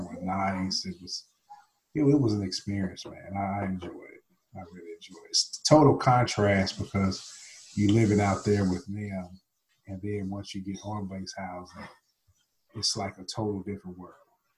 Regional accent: Oklahoma, United States; also born or lived in Nashville, United States / Okinawa, Japan; Well, I grew up here in Nashville, Tennessee. I spent, most of my time, I guess, from 0 to 6, I spent here. And then I spent a couple of years in Okinawa, Japan, from like 7 to 9. And then I spent most of my time after that in Oklahoma.

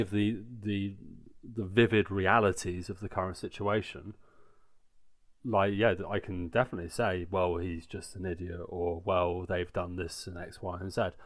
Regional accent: Guildford, South East England, United Kingdom; now in Bavaria, Germany; seven people born in my hometown who are registered in Berlin

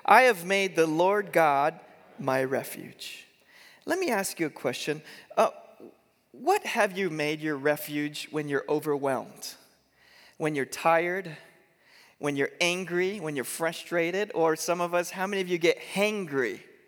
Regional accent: Eugene, Oregon, United States; born there; we moved to Eugene, Oregon. In fact, I was born here in Eugene at Sacred Heart Hospital, and so I've kind of come full circle.

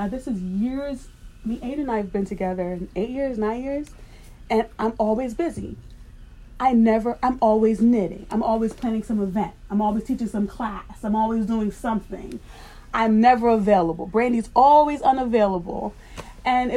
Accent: New York, United States; I grew up in New York

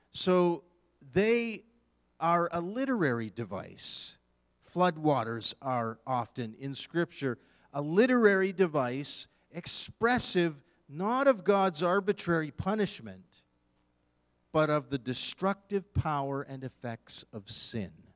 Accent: Eastern Canada, Canada; moved away as an adult; now in Western Canada, Canada; I am born and raised in Eastern Canada

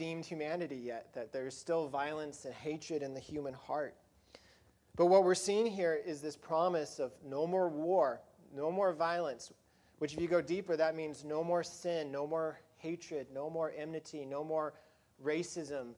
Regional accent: Colorado, United States; where I grew up in Colorado

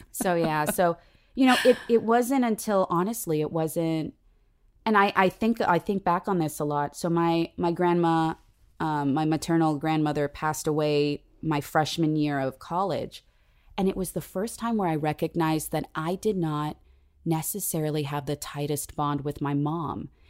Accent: San Diego, California, United States; I was, uh, raised in San Diego

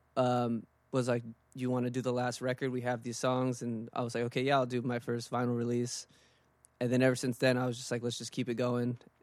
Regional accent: East Bay, California, United States; now in Oakland, United States; I grew up in the East Bay

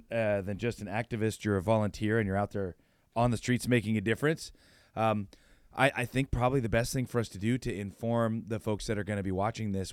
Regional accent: United States; I'm a stupid American

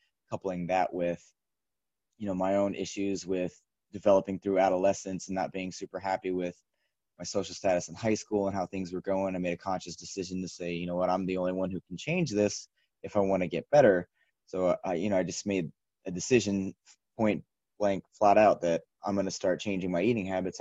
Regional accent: Shawnee, Kansas, United States; I'm originally from Kansas, grew up in a small suburb of Kansas City called Shawnee on the eastern part of the state

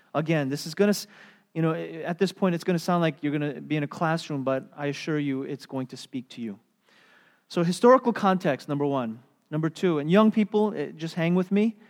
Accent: United States; as American Christians

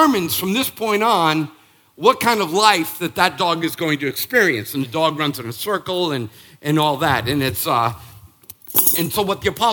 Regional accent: Northeast, United States; now in Charleston, United States; I am from the Northeast.

